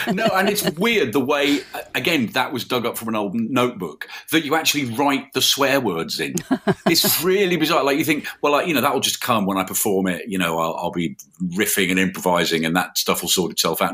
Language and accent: English; Birmingham, West Midlands, United Kingdom; I'm from Birmingham. I thought I should write about, you know, the city I grew up in.